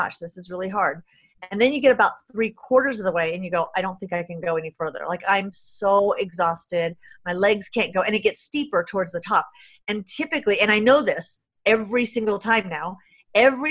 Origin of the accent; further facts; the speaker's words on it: San Jose, California, United States; I grew up really poor in San Jose, California